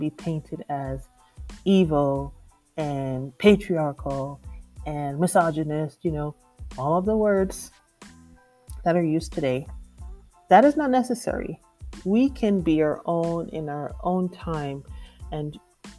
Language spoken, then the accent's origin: English; Jamaica; I'm from Jamaica, and it's considered a matriarchal society